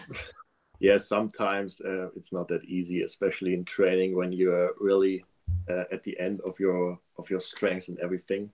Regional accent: Germany; I'm from Germany

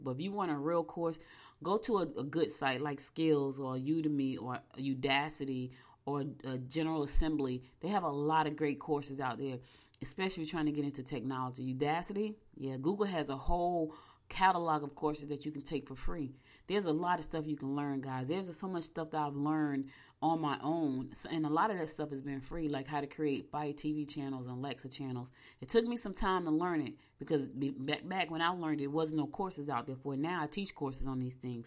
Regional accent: United States; I'm an American citizen. I was born here, black as I want to be, but I was born here

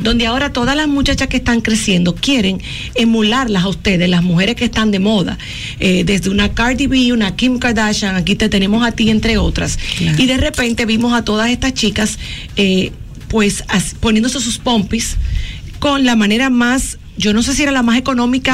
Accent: La Vega, Dominican Republic; yo soy de La Vega

